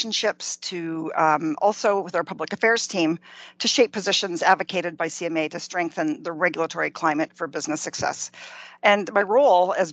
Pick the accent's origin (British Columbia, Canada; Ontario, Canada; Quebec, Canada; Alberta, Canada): Ontario, Canada; Cartier; moved away as an adult; also born or lived in Toronto / Western Canada; I'm from a very, very small town in Northern Ontario, about 80 kilometers north of Sudbury called Cartier